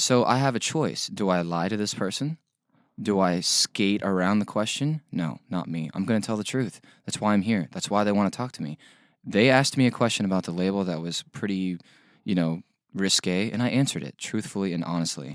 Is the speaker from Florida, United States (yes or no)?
yes; Middleburg, Florida, United States; from Middleburg, Florida. I still live there